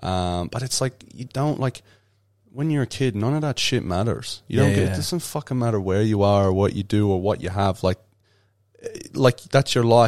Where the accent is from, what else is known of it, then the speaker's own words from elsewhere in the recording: Ireland; And that's the estate that I grew up in Ireland.